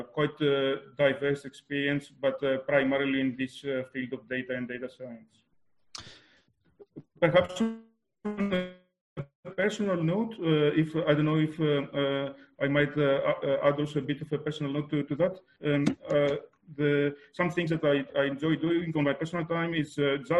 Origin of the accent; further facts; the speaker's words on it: Greece; moved away as an adult; now in Germany; I was born in Greece